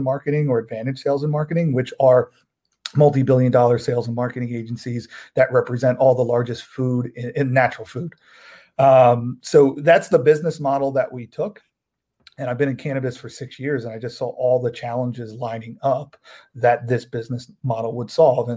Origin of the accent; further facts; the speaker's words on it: New Jersey, United States; also born or lived in Philadelphia, Pennsylvania; Grew up around the wine and liquor industry pretty much my whole life in New Jersey